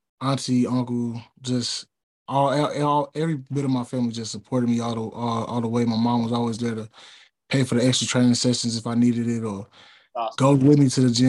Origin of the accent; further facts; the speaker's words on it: St. Louis, Missouri, United States; moved away as an adult; now in Jackson, United States; me and a couple of my teammates are from St. Louis